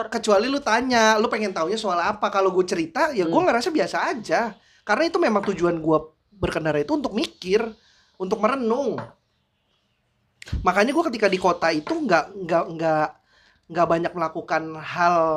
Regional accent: Aceh, Indonesia; Ah, kalau lu tanya pengalaman spiritual, mm. gua kan dari Aceh.

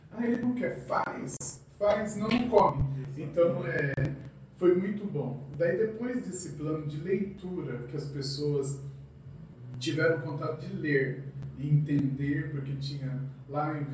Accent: Capão Bonito, São Paulo, Brazil; moved away as an adult; also born or lived in Itapeva; now in Buri, Brazil; Eu sou natural de Capão

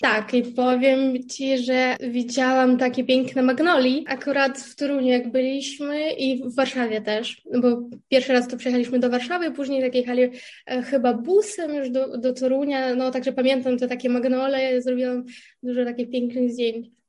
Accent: Kherson, Kherson Oblast, Ukraine; Polish is a second language; moved away as an adult; also born or lived in Kyiv, Ukraine; now in Poznań, Poland; ja pochodzę e, z południowej części Ukrainy, z miasta Herson

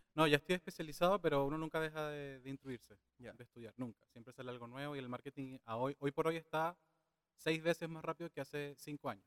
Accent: Venezuela; now in Chile; tengo 32 años, vengo de Venezuela.

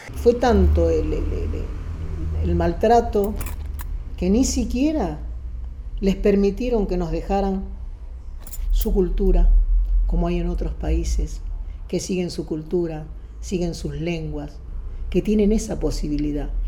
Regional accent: Argentina; yo soy más argentina que él

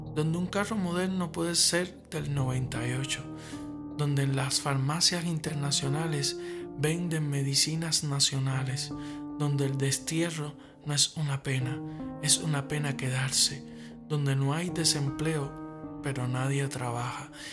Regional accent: Havana, Cuba; cubano, nacido en La Habana

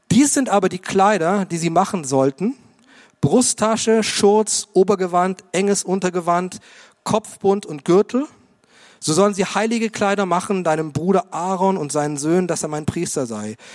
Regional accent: Munich, Bavaria, Germany; Ich komme aus München und es war mein erster Anzug

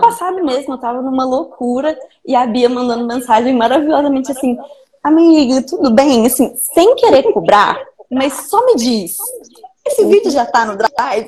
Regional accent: Belo Horizonte, Minas Gerais, Brazil; now in Vitória, Brazil; eu sou mineira de Belo Horizonte, originalmente. Atualmente moro em Vitória, no Espírito Santo

